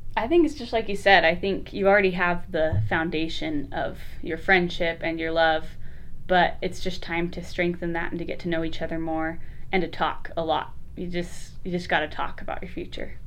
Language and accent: English; Lehi, Utah, United States; also born or lived in Orem, Utah; we're both from Utah, so I'm from Lehi, Utah